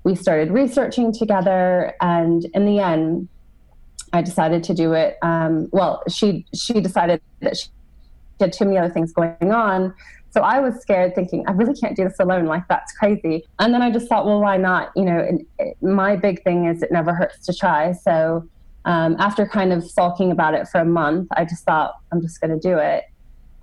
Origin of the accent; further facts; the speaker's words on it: United States; moved away as an adult; I am American and I, you know, grew up in the United States. I've been away for over 12 years now